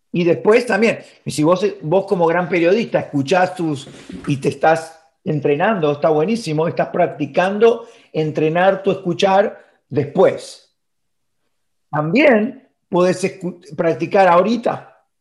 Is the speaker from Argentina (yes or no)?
yes; Argentina; moved away as an adult; also born or lived in Miami; now in Florida, United States; yo, viviendo en Argentina